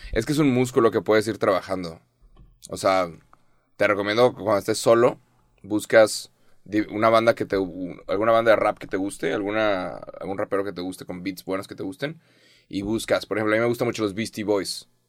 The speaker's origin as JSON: {"language": "Spanish", "country": "Mexico"}